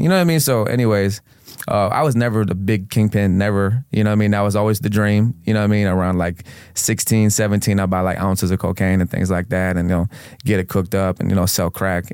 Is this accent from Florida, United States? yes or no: yes; Venice, Florida, United States; also born or lived in Houston, Texas / Tampa, Florida; the city that I grew up in, in, I grew up in in Sarasota County is Venice